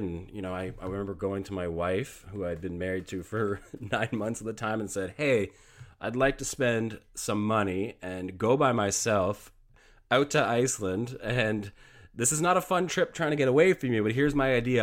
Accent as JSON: {"language": "English", "country": "Canada", "said": "I am Canadian. I do live up here in Canada, so hockey is kind of something that, uh, we grow up with."}